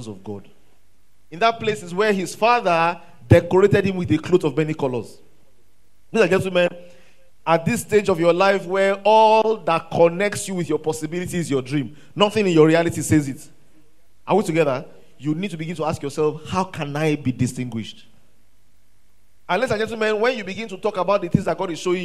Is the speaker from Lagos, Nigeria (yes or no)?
no; Ilorin, Kwara, Nigeria; I grew up in Ilorin